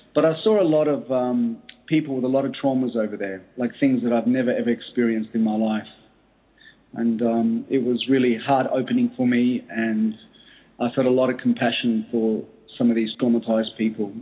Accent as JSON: {"language": "English", "country": "Australia", "tie": "born or raised there", "said": "I grew up in Australia from uh, my, my origin is Greek. My parents migrated to Australia"}